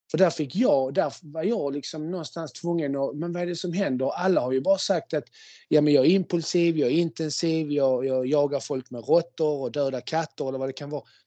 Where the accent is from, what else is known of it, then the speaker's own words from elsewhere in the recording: Malmö, Skåne, Sweden; first language Spanish and Swedish; jag är uppvuxen eh, i, i ett väldigt invandrartätt område i Malmö på eh, Holma, Kroksbäck